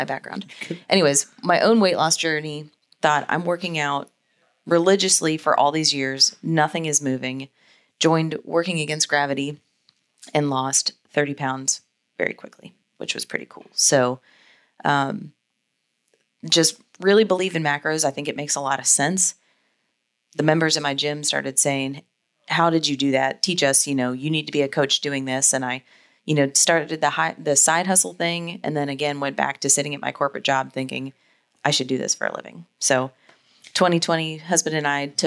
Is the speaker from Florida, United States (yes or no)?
yes; Jacksonville, Florida, United States; moved away as an adult; also born or lived in Wentzville, Missouri; Born and raised in Jacksonville, went to Stanton, moved away for college